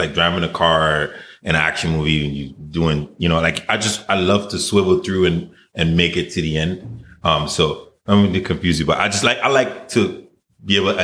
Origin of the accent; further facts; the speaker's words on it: Charlotte Amalie, U.S. Virgin Islands; moved away; I grew up in the Virgin Islands.